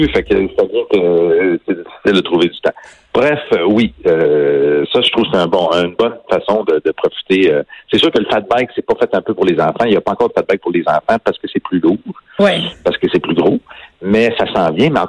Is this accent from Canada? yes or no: yes; Trois-Rivières, Quebec, Canada; Trois-Rivières, là, à côté, qui est à 20 minutes de là, là.